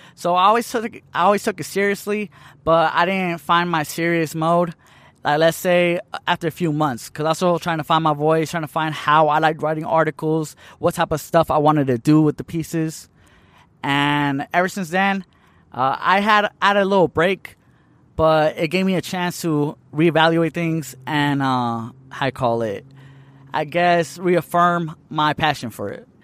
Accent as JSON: {"language": "English", "town": "Tucson", "region": "Arizona", "country": "United States", "tie": "born or raised there", "also_born_or_lived": "Hermosillo, Sonora, Mexico", "said": "I've been in Tucson, Arizona since I was, like, one and a half years old. So, I basically grew up here"}